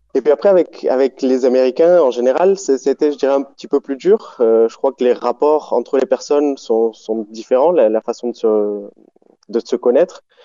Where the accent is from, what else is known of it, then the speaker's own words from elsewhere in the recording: Montpellier, Occitania, France; moved away as an adult; also born or lived in Buenos Aires, Argentina; J'ai grandi en France, je suis né à Montpellier, j'ai grandi là-bas et j'ai vécu, en gros, jusqu'à mes dix-huit ans.